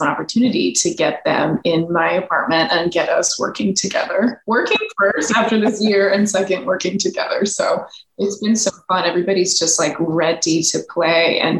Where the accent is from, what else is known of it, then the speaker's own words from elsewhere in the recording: Miami, Florida, United States; also born or lived in Los Angeles / Santa Fe, New Mexico; now in New York City, United States; I'm in New York. I live in New York City, and I've always wanted to be back on the East Coast. I'm from Miami originally. So I was in LA for a long time.